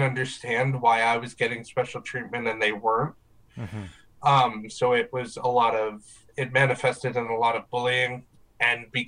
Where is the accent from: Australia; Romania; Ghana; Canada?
Canada; Riverview, New Brunswick; I am from Riverview, New Brunswick. Been here for most of my life.